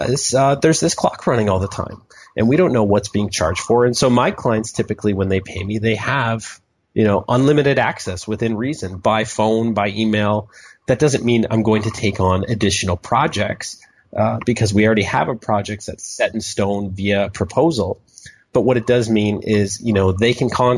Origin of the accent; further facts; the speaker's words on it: Canada; I'm a Canadian